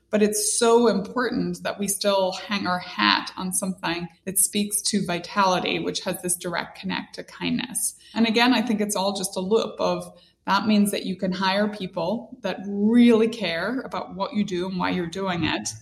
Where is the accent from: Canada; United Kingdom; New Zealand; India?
United Kingdom; Northern Ireland; moved away; growing up in Northern Ireland, very religious.